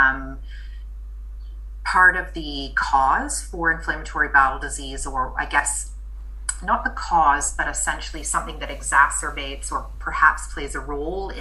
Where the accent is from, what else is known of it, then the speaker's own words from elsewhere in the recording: Canada; moved away as an adult; also born or lived in Dunedin, New Zealand; now in Christchurch, New Zealand; I am Canadian born, but my dad is actually from New Zealand, and I moved over here at the sprightly young age of 18